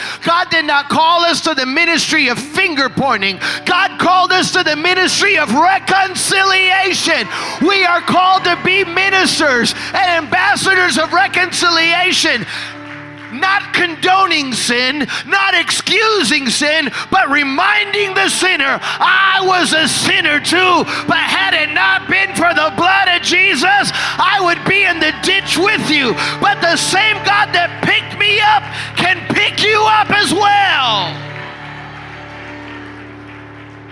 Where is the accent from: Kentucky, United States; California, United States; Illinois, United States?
Illinois, United States; Chicago; growing up in Chicago